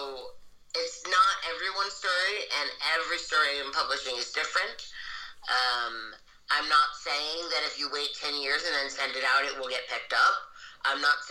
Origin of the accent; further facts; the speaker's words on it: New York, United States; I am a white person who grew up in New York as an English